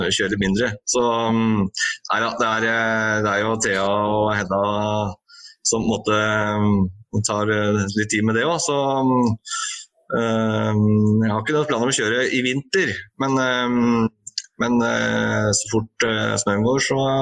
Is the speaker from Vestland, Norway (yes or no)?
no; Hokksund, Buskerud, Norway; jeg er jo eh, fra Hokksund